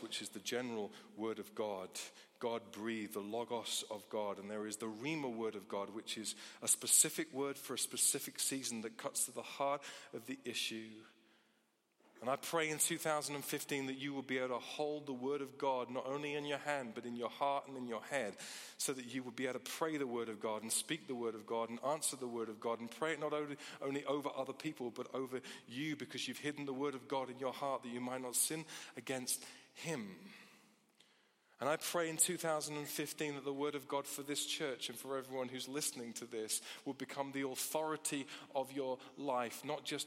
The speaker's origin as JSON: {"language": "English", "country": "United Kingdom", "said": "as British people"}